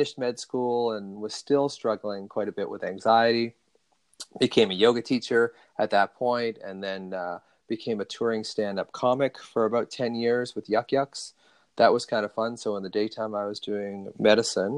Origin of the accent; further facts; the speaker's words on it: Ontario, Canada; I was born in Ontario